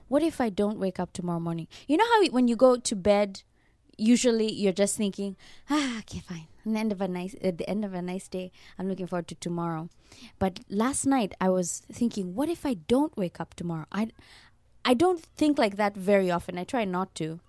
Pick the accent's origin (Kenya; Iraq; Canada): Kenya; now in Japan; Growing up in Kenya, I was very religious